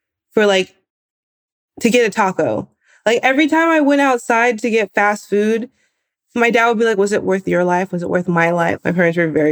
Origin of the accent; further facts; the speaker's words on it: Bay Area, California, United States; I grew up in the Bay Area.